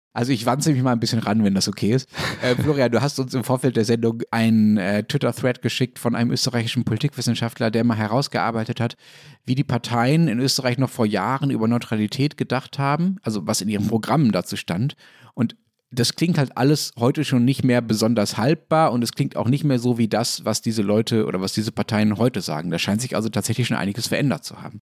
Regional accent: Germany; als Deutscher

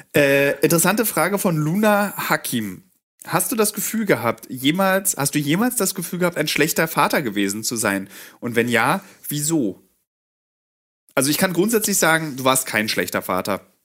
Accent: Germany; als Deutsche

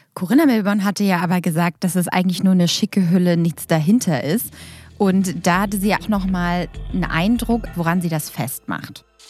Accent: Germany; bei uns in Deutschland

